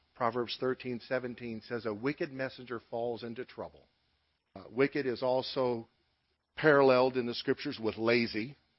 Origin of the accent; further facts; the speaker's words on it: United States; U.S. citizens